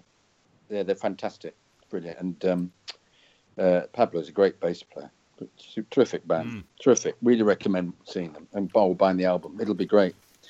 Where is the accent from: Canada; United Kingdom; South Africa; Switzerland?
South Africa; Anyway, I'm a South African Chelsea fan.